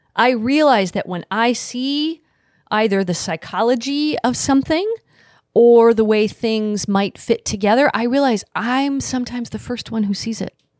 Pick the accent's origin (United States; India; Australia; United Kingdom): United States; Midwest; also born or lived in Grand Rapids, Michigan; I grew up in the Midwest